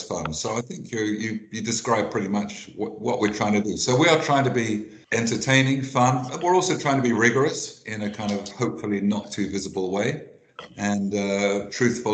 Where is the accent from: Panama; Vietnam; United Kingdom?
United Kingdom; England; I'm English